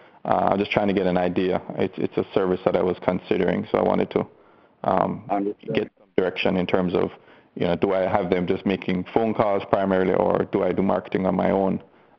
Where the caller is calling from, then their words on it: Melbourne, Florida, United States; No. Melbourne local, not too far from where Ron is.